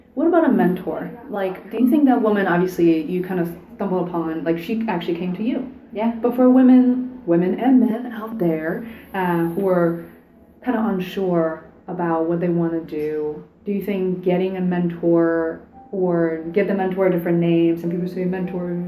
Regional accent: Beijing, China; now in United States; I didn't grow up here. I grew up in Beijing.

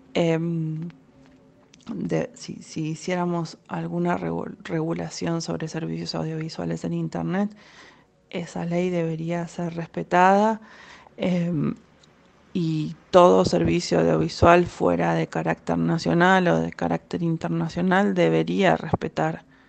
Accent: Argentina; Somos argentinos

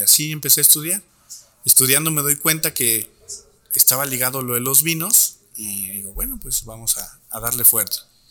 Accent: Torreón, Coahuila, Mexico; Nací en Torreón, Coahuila, allí en el año de 1991

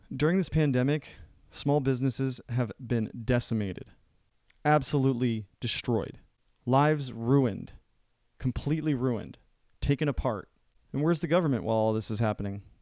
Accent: United States; as an American

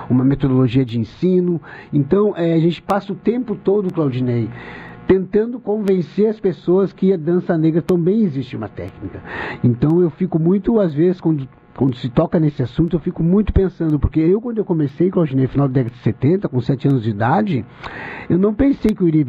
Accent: Pelotas, Rio Grande do Sul, Brazil; Em Pelotas não foi diferente. Eu me lembro como se fosse hoje. Nasci, me criei na Castilha, era, era, essa, era essa vivência que se tinha.

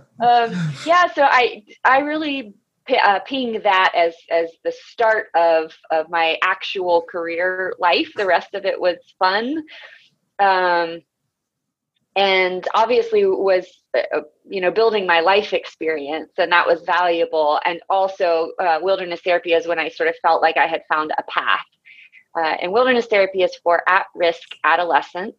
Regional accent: Florida, United States; moved away as an adult; also born or lived in Colorado; now in Asheville, United States; I grew up in Florida, and I went to college in my hometown

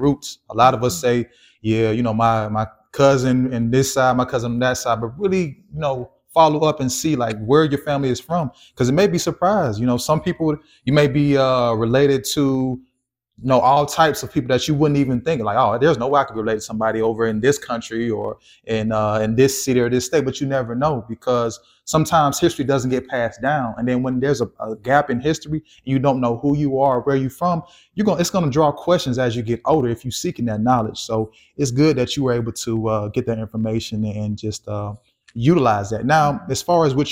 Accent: Georgia, United States; moved away; I'm from Georgia

